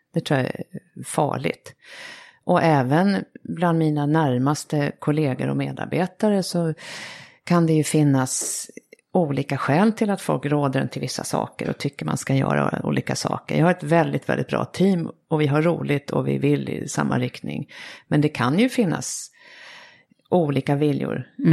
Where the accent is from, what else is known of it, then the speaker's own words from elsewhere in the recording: Sweden; som svensk